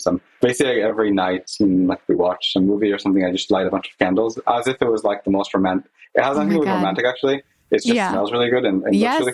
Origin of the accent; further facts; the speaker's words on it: Israel; I grew up in Israel.